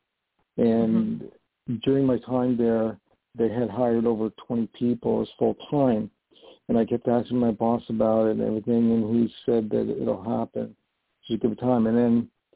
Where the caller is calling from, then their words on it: New York, United States; I'm calling from New York